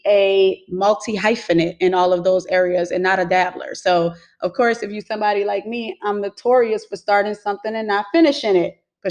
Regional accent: New Orleans, Louisiana, United States; now in Houston, United States; I'm from New Orleans, but I currently reside in Houston, Texas.

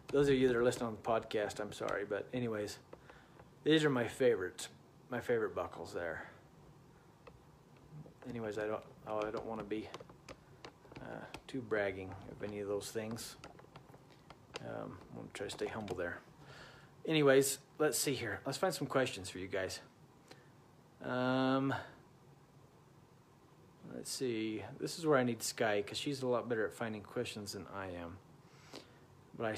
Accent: Utah, United States; I'm from Utah.

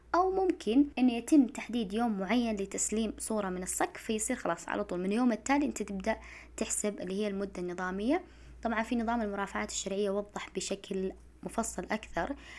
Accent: Saudi Arabia; إحنا عندنا في المملكة العربية السعودية

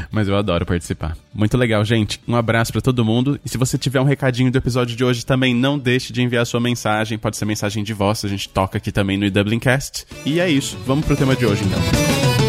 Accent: Presidente, interior of São Paulo, Brazil; moved away; a gente é de Presidente presidente no interior de São Paulo

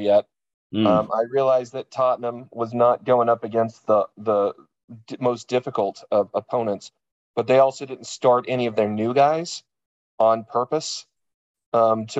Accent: East Coast, United States; moved away; I'm from the East Coast

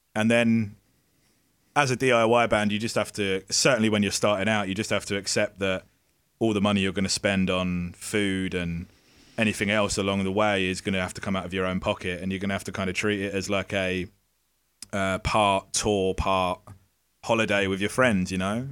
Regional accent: Essex, East of England, United Kingdom; we would play in pubs in our, in our local area in Essex

